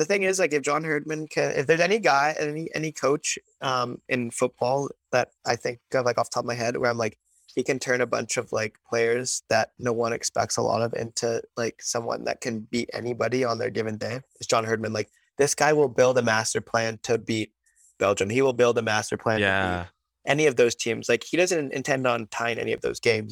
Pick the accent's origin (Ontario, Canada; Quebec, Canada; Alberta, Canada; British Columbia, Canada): British Columbia, Canada; Vancouver; I was born in Vancouver